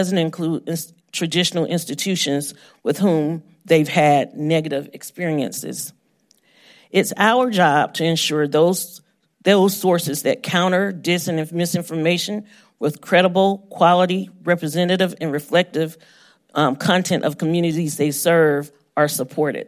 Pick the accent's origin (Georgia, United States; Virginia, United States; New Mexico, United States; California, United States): Georgia, United States; Homeroom News in my hometown of Georgia